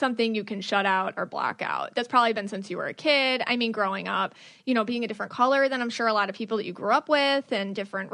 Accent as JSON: {"language": "English", "town": "Buffalo", "region": "New York", "country": "United States", "moved": "yes", "said": "I'm from Buffalo, New York"}